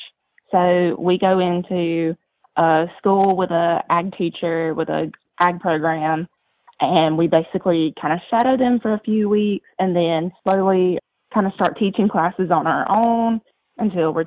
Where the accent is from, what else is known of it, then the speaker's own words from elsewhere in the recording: Douglas, Georgia, United States; I grew up in Douglas, Georgia, which is about 2 hours west of the Georgia coast